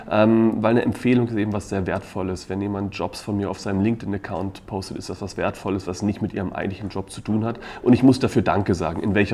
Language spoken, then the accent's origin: German; Donaueschingen, Baden-Württemberg, Germany; Ich komme aus dem schönen Donaueschingen okay. ähm, und habe eigentlich bei Kienbaum in Deutschland gestartet, aber dann eigentlich die meiste Zeit in Osteuropa